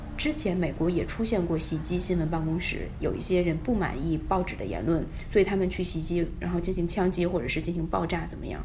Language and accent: Chinese; China; moved away as an adult; now in United States; 我是一个中国人，我也可以看中文